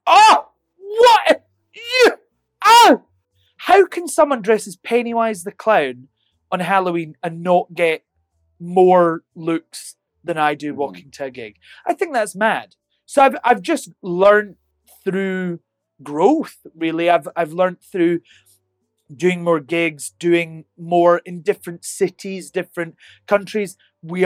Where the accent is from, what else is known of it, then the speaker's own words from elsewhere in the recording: Helensburgh, Scotland, United Kingdom; also born or lived in Glasgow; I'm from Helensburgh in Scotland, a tiny, tiny town. I moved to Glasgow and I'm in Vegas.